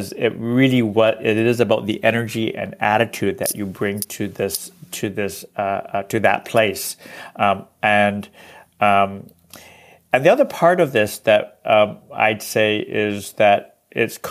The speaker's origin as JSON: {"language": "English", "country": "Canada", "said": "I am Chinese Canadian, and quite recently been working with an organization on the West Coast here"}